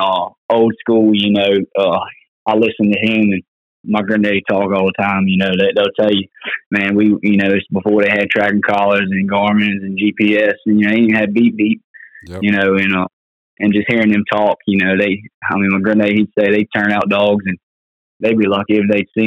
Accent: Isle of Wight County, Virginia, United States; I'm from Isle of Wight County, Virginia. That's southeastern Virginia.

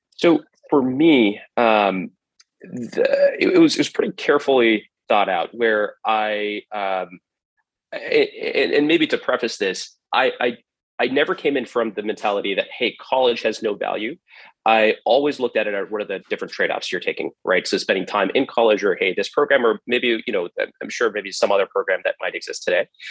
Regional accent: San Jose, California, United States; also born or lived in Cupertino, California; I grew up in uh, the Bay Area, uh, specifically right around San Jose, California, and uh, Cupertino, California

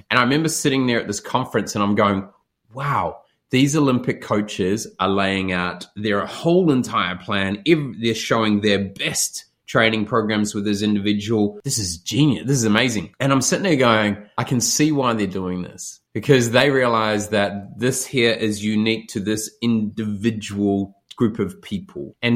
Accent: New Zealand; if I stayed in that small area that I grew up in New Zealand, I'd be my mindset would be very isolated.

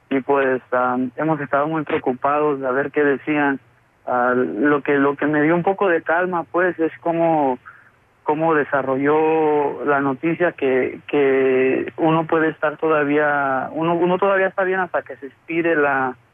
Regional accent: Mexico; now in Chicago, United States; antes yo pensaba muy diferente y yo mexicano y, quería regresar a mi tierra, pero ah, después ya como están las cosas allá, no, mucha de mi familia ya vive acá

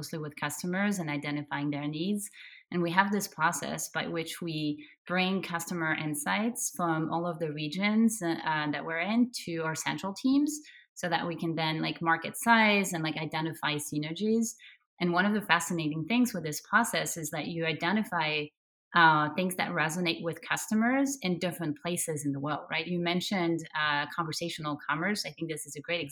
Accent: France; now in United States; I'm originally from France and have lived in the US for a while.

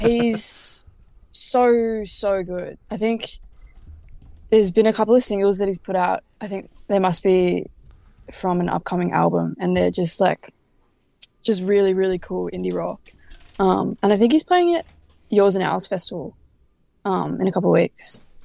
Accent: Frankston, Victoria, Australia; now in Melbourne, Australia; I moved up to the city from Frankston, which is where we grew up

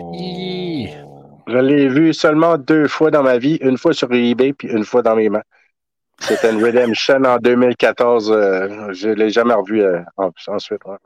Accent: Tracadie-Sheila, New Brunswick, Canada; Je suis originaire de Nouveau-Brunswick, euh, tracadie shayla

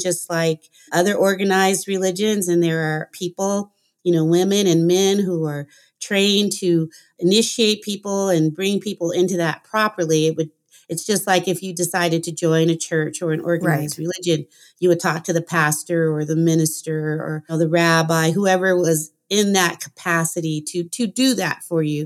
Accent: Los Angeles, California, United States; also born or lived in Cleveland, Ohio; I grew up in the 70s

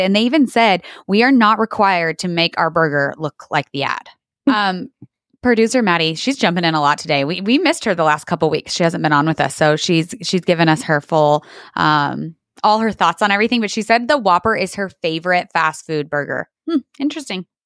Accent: Portales, New Mexico, United States; right here in my hometown of Portales, New Mexico

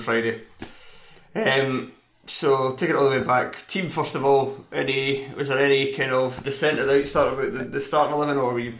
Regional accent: Edinburgh, Scotland, United Kingdom; I'm also from Edinburgh.

